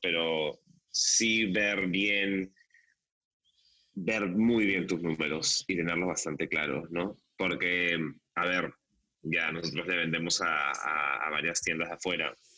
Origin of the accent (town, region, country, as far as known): Peru